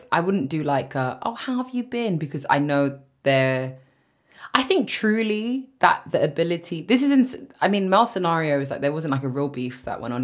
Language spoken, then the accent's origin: English; London, United Kingdom; for being from West London